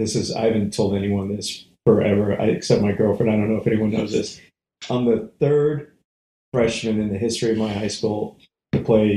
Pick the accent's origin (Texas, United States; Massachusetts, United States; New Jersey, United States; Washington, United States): Massachusetts, United States; Northborough; moved away as an adult; also born or lived in San Francisco Bay Area, California; now in Atlanta, United States; Born and raised about a half an hour west of Boston.